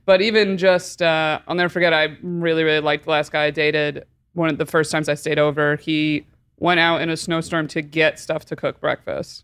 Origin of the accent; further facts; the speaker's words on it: Binghamton, New York, United States; I'm thirty-one, soon to be thirty-two, and I'm from Binghamton, New York.